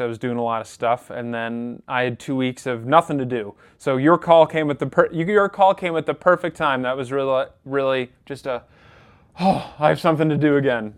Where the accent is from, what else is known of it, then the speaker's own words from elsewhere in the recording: Rochester, New York, United States; I'm actually from Rochester, New York